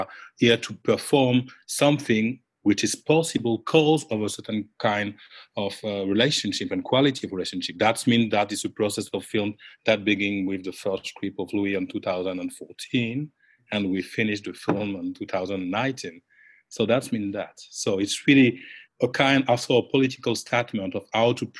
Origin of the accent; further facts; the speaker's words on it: Guadeloupe; now in Rennes, France; I'm coming from Guadeloupe